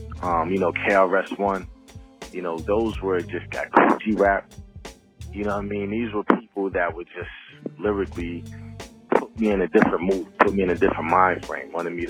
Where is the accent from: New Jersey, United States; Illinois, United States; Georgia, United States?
New Jersey, United States; New Brunswick; also born or lived in Willingboro, New Jersey; Yeah, I'm from New Brunswick, New Jersey, man. I grew up in New Brunswick and Willingboro, New Jersey. So, you know, I'm East Coast bound out here.